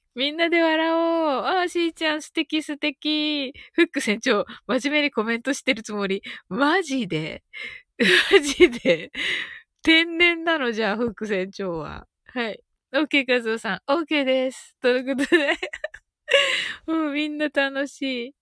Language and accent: Japanese; Kyushu, Japan